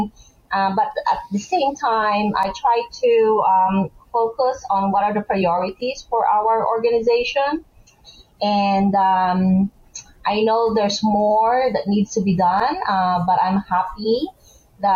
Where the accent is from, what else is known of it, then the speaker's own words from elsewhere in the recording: Negros Occidental, Western Visayas, Philippines; moved away as an adult; now in New Jersey, United States; I'm originally from Negros Occidental, and I was high school at the time